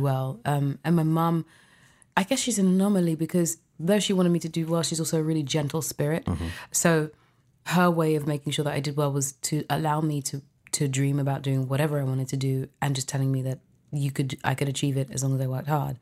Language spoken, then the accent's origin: English; London, United Kingdom; I was born in London, UK.